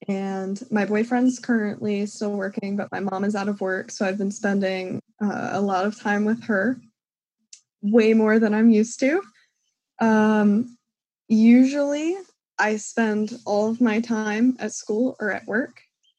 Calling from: Philadelphia, Pennsylvania, United States; I'm calling in from South Philly.

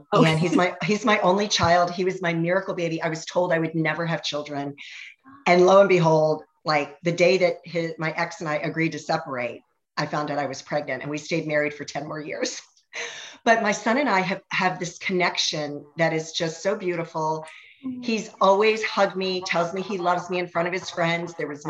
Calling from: Ashburn, Virginia, United States; I am in Ashburn, Virginia. We're west of DC.

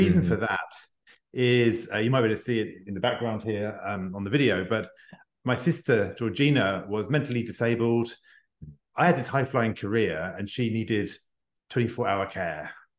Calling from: Paris, Île-de-France, France; English is a second language; I'm joining you from Paris, just outside of Paris in France. So you can tell by my accent, I'm not born French, but I have adopted the country over the last 20 years.

